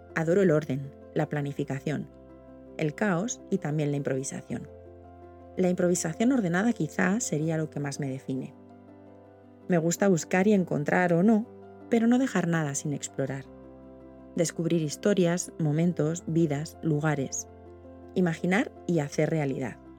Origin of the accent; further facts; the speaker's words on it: Vitoria-Gasteiz, Basque Country, Spain; Nací en Vitoria hace 48 años